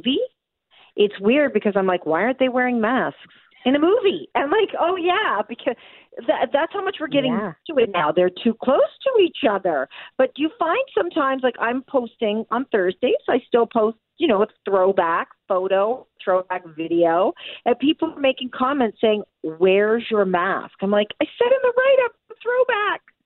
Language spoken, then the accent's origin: English; Toronto, Ontario, Canada; Born and raised in Scarborough, Ontario.